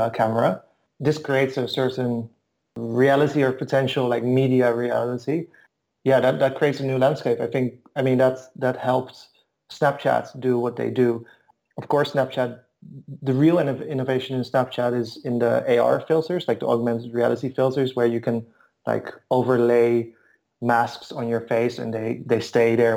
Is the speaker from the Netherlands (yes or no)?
yes; Netherlands; also born or lived in Bulgaria / Istanbul / Moscow; now in Berlin, Germany; I've moved around a bit. I'm from Holland.